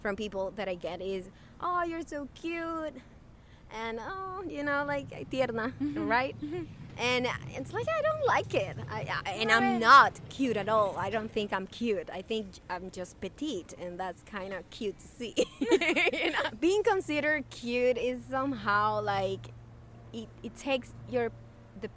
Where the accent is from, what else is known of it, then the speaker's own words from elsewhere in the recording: Venezuela; moved away; you are an immigrant, just as I am. We're from Venezuela, both of us.